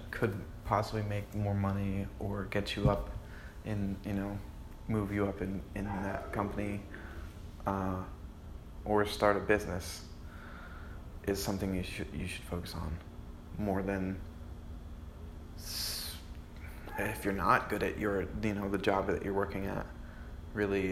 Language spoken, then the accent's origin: English; New Jersey, United States; now in Sarasota, United States; I'm originally from Jersey.